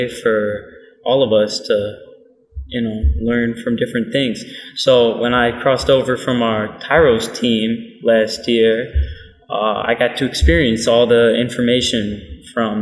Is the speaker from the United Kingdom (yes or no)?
no; Michigan, United States; we're from Michigan